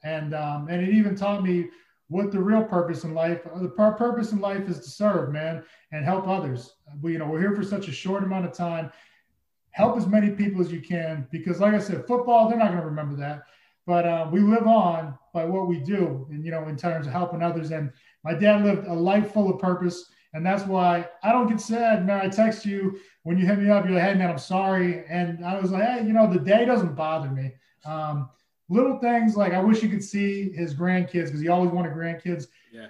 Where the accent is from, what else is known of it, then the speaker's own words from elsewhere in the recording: Massachusetts, United States; I grew up in Massachusetts.